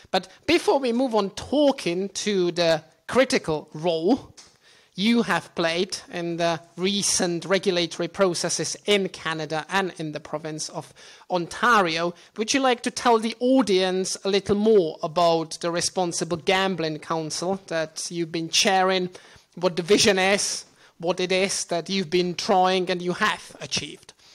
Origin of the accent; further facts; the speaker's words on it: Czechia; moved away; also born or lived in Portugal / London; my home country of the Czech Republic